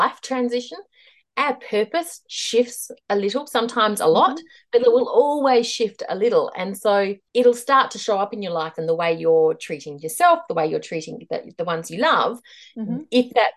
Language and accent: English; Australia; moved away as an adult; also born or lived in Hong Kong / Mumbai, India / Delhi, India / Chongqing, China; now in New Zealand; I am Australian. We are now living in New Zealand again